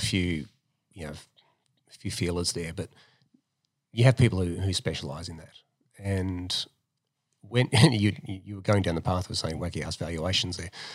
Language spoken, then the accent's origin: English; Melbourne, Victoria, Australia; also born or lived in America; now in Sydney, Australia; I'm from Melbourne